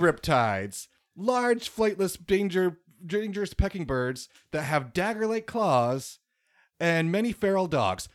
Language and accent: English; United States; as an American